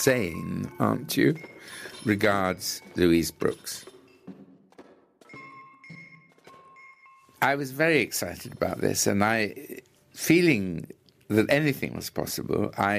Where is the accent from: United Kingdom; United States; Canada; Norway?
United Kingdom; England